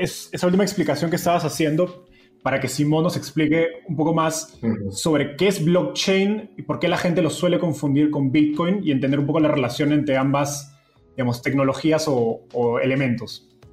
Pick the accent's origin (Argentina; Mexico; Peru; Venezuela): Peru; yo soy peruano